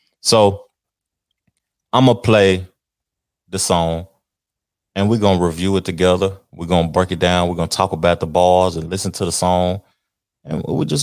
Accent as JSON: {"language": "English", "region": "the South", "country": "United States", "said": "I'm from the South, and I say words and I simplify words, and hang things over"}